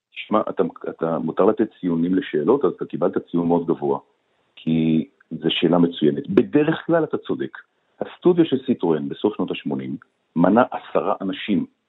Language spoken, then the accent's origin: Hebrew; Tel Aviv, Tel Aviv District, Israel; אני גדלתי בשנות ה-50-60 בתל אביב